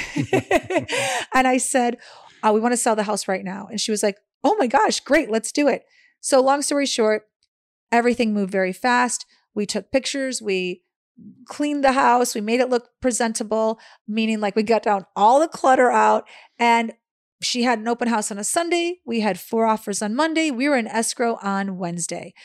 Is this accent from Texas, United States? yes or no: no; Chicago, Illinois, United States; moved away as an adult; also born or lived in Los Angeles / Florida; growing up in Chicago, it is so cold for about six months out of the year